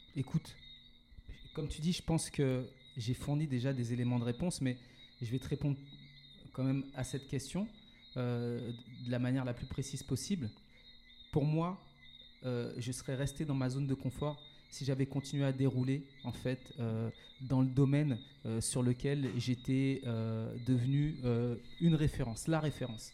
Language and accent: French; Paris suburbs, Île-de-France, France; also born or lived in Martinique; je suis originaire de la Martinique. J'ai grandi, je suis né, j'ai grandi en métropole, en banlieue parisienne